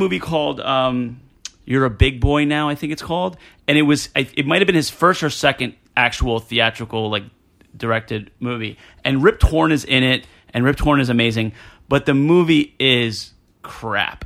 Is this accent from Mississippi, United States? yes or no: no; New Jersey, United States; I'm from Jersey